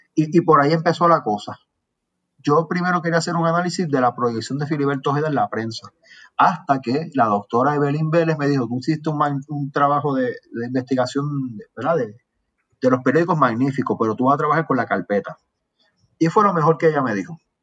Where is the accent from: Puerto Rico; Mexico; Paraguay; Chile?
Puerto Rico; Aguadilla; now in San Juan, Puerto Rico; yo soy de por allá, yo mantengo relaciones con la gente de mi pueblo